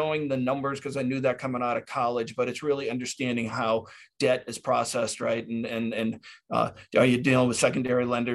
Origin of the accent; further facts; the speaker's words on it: Hartford, Connecticut, United States; also born or lived in Springfield, Massachusetts; I'm a native of right where I'm calling from. I'm from Hartford, Connecticut. So I grew up in the suburbs of Hartford, Connecticut